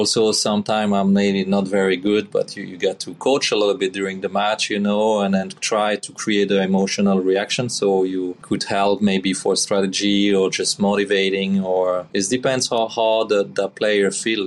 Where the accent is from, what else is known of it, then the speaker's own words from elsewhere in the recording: Belgium; English is a second language; moved away as an adult; Missing my country